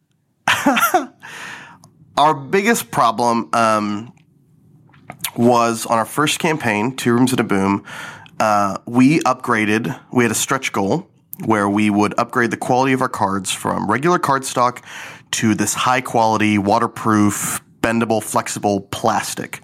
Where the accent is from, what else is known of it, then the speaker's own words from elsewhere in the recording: Garland, Texas, United States; I grew up in Garland, Texas, a small suburb of Dallas